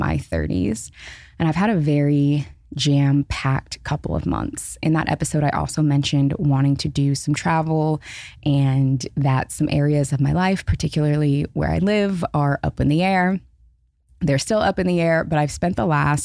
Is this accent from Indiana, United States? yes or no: no; Seattle, Washington, United States; moved away as an adult; also born or lived in Los Angeles; I was born and raised in Seattle, lived in Seattle until I was 30, moved to LA, have been in LA for the last 4 years